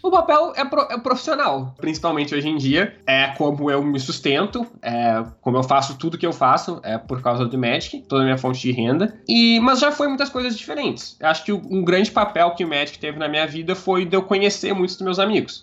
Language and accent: Portuguese; Porto Alegre, Rio Grande do Sul, Brazil; Eu nasci em Porto Alegre, Rio Grande do Sul, é onde eu morei minha vida toda e de onde eu tô falando agora.